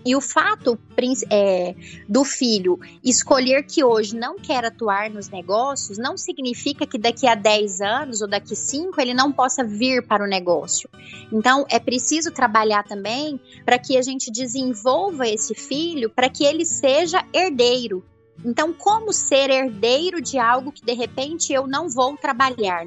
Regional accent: Rio Verde, Goiás, Brazil; sou de Rio Verde

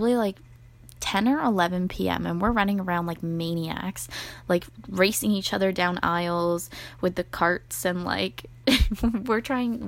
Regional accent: Canada; we're from Canada

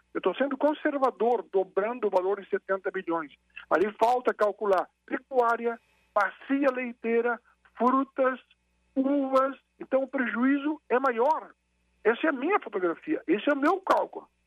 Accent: Brazil; como brasileiro

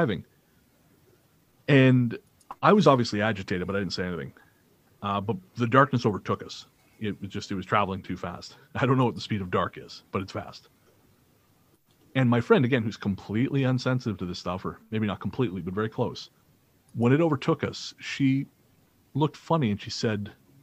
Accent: Revelstoke, British Columbia, Canada; when I was growing up in Revelstoke

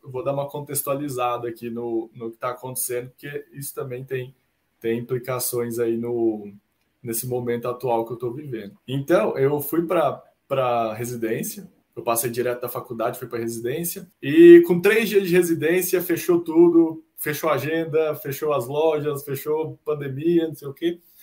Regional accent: Uberlândia, Minas Gerais, Brazil; moved away as an adult; also born or lived in Marília, São Paulo / Ribeirão Preto, São Paulo; eu sou natural de Uberlândia, Minas Gerais, que é onde eu moro atualmente

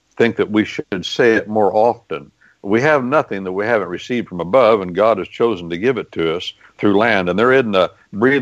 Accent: Midwest, United States; I'd been to a lot of farm meetings in my life, because I'm from the Midwest

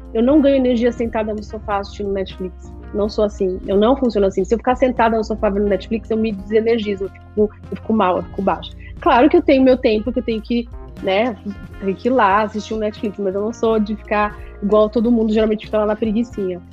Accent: São Paulo, Brazil; now in Miami, United States; eu cresci, nasci na Vila Madalena

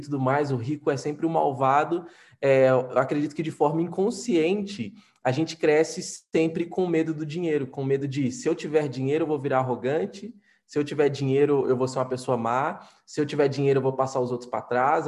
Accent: Minas Gerais, Brazil; eu, como mineiro, né, mineiro é muito desconfiado por natureza

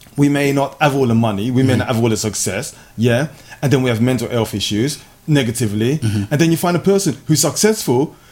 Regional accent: London, United Kingdom; moved away; In North London, my hometown, Tottenham.

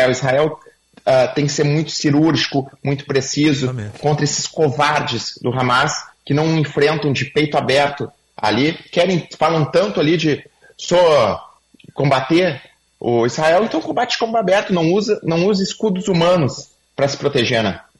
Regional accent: Viamão, Rio Grande do Sul, Brazil; Sou, lá de Itapuã, lá de Viamão aqui.

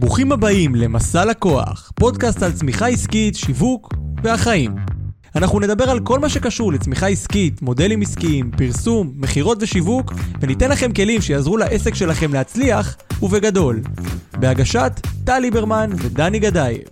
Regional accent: Kiryat Ono, Central District, Israel; אני מקריית אונו

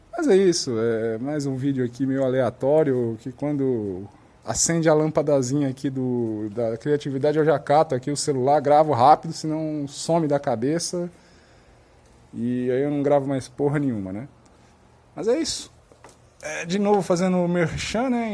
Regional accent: Brazil

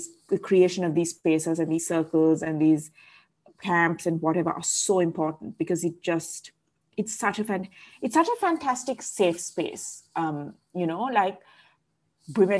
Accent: Colombo, Western Province, Sri Lanka; also born or lived in Sydney, Australia; I grew up in Colombo

